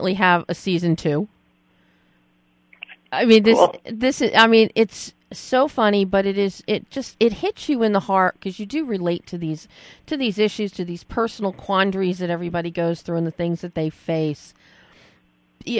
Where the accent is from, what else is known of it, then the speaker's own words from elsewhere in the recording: Philadelphia, Pennsylvania, United States; I grew up in Philadelphia